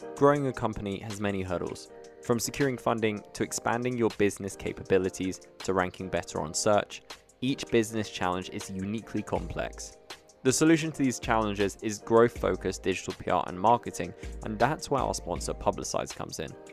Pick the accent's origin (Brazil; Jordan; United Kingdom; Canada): United Kingdom; being British myself